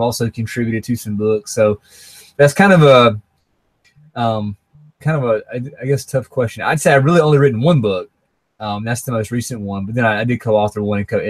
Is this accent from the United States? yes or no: yes; Raleigh, North Carolina, United States; accent: Southern; moved away as an adult; also born or lived in Minneapolis-St. Paul, Minnesota; now in Minneapolis, United States; I grew up in Raleigh, Durham, North Carolina, and my wife did as well